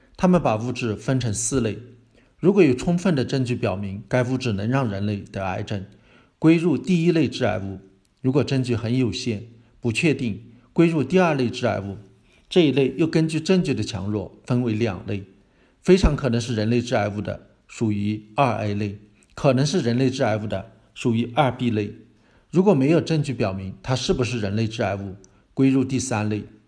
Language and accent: Chinese; China; 我们中国人